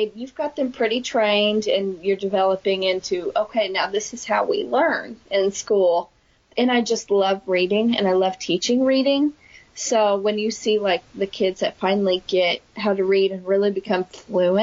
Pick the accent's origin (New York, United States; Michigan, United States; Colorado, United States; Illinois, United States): Illinois, United States; near Johnston City, Southern; I picked up a job in my hometown as a Title I math aide for 2 years, and then that led me on to my current job now of teaching in a nearby community of Johnston City, Illinois